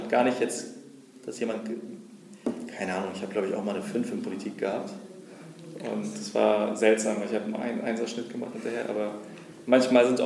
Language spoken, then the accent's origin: German; Berlin, Germany; ich bin im Moabit groß geworden. Ähm, das heißt, wir waren nur 99 Prozent, glaube ich, äh, Migrationshintergrund, zumindest so gelesen, wenn man in den Klassenraum geschaut hat.